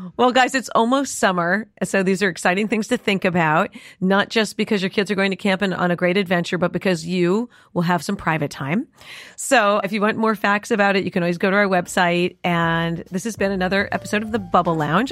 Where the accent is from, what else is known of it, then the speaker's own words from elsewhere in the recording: New York City, New York, United States; we grew up in New York City.